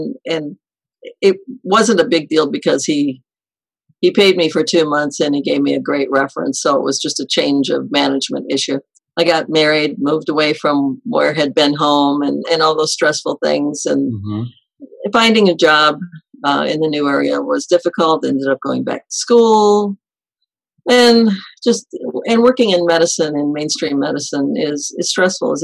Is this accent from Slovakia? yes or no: no; Detroit, Michigan, United States; I grew up in the Detroit, Michigan suburbs